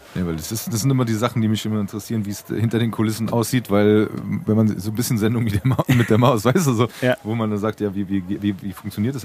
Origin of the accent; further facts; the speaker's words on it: Frankfurt, Hesse, Germany; Ich bin Frankfurter Wupp, ich trinke meinen Äpfel, äh, Äpfelwein, meinen Apfelwein, ja. meinen Äppler